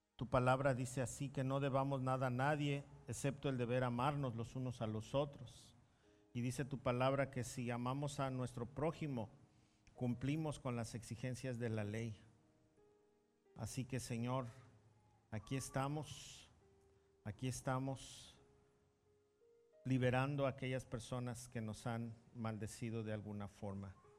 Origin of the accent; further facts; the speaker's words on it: Mexico; como mexicanos